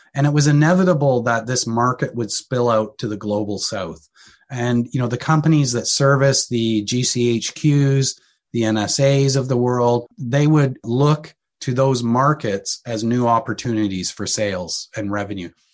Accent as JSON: {"language": "English", "country": "Canada", "said": "being Canadian, located in Canada"}